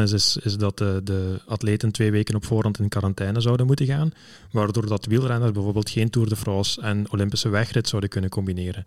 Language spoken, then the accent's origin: Dutch; Belgium; als Belgen